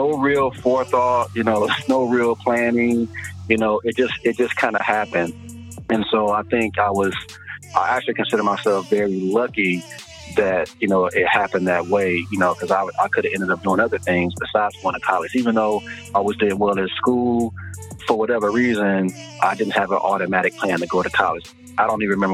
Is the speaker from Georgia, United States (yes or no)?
no; Detroit, Michigan, United States; my personal experience growing up in Detroit